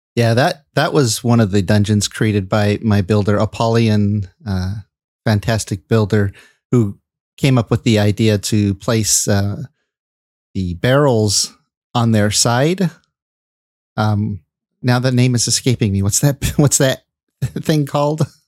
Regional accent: California, United States; also born or lived in Michigan; I spent most of my life in California

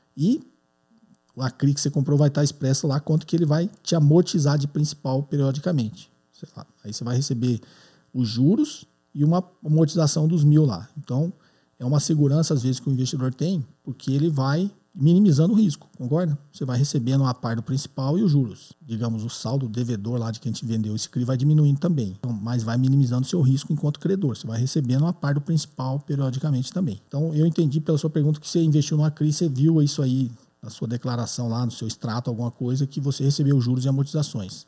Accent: São Paulo, Brazil; sou de São Paulo, capital

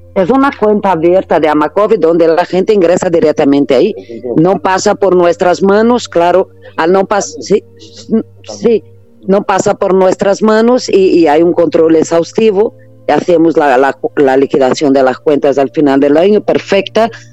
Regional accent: Brazil; Spanish is a second language; now in Spain; Yo sigo siendo brasileña

